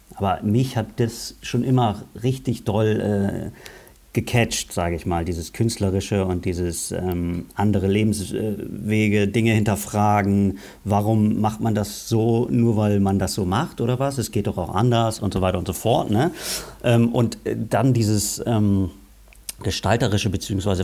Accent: Lower Saxony, Germany; also born or lived in Bremen; Ich bin Bremer

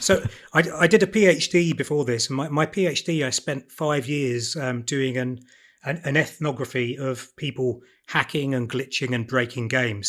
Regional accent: Broadstairs, South East England, United Kingdom; I grew up in Broadstairs, so, uh, Edwardian seaside town on

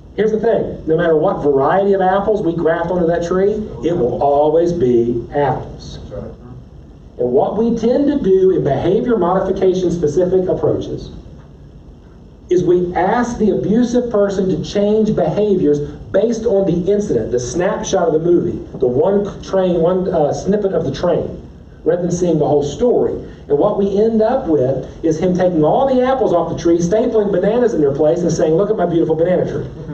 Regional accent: West Virginia, United States; I'm from West Virginia.

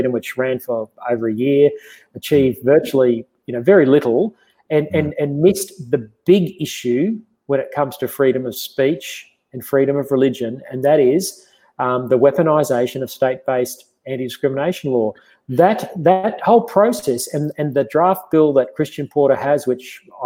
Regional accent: Queensland, Australia; moved away; came up back up to Queensland, my home state

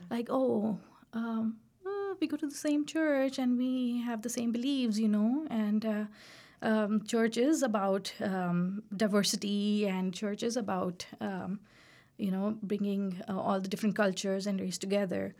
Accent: Pakistan; moved away as an adult; also born or lived in Carbondale, Illinois; now in Iowa, United States; we are from Pakistan

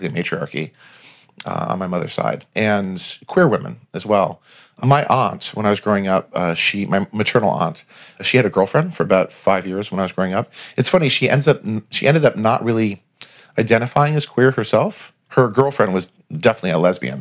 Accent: Providence, Rhode Island, United States; I grew up in Providence, Rhode Island, which is a wonderful little town.

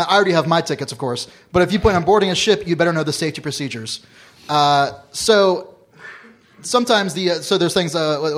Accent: Florida, United States; I'm from Florida.

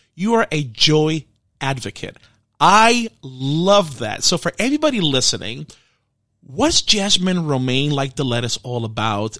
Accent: New York City, New York, United States; I'm from the Bronx

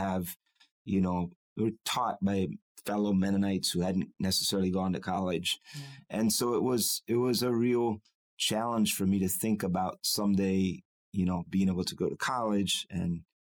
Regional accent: Lancaster, Pennsylvania, United States; born there; I was born in Lancaster, Pennsylvania. My parents were both Amish.

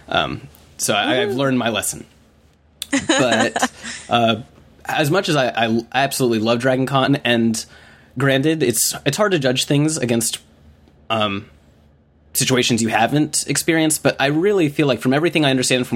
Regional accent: Atlanta, Georgia, United States; I grew up here. I grew up in Atlanta, Georgia

